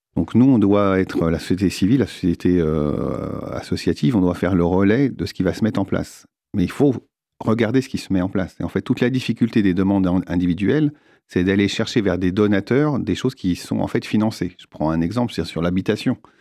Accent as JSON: {"language": "French", "country": "France", "said": "nous, en tant que Français"}